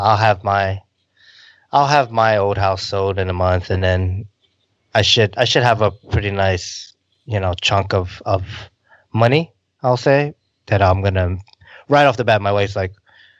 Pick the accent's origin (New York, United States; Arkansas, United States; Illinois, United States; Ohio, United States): New York, United States; Rockland County; I grew up in Rockland County and just above New York City